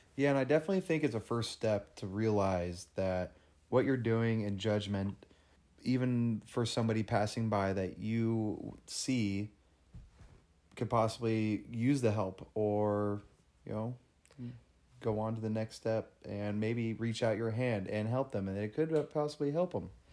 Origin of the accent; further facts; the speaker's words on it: California, United States; I'm from California